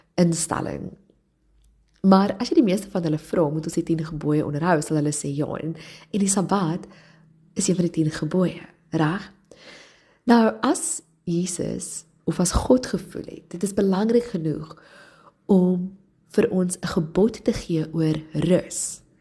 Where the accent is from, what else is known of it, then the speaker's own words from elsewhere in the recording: Johannesburg, Gauteng, South Africa; ek het in Johannesburg groot geword